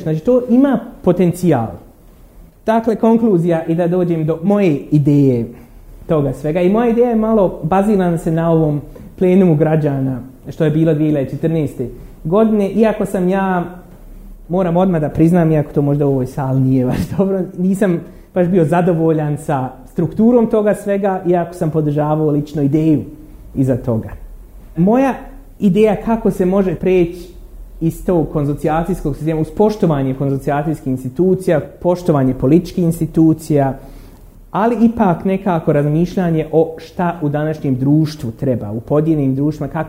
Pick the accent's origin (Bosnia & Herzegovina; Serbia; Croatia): Bosnia & Herzegovina; Derventa, Republika Srpska; ja sam iz Dervente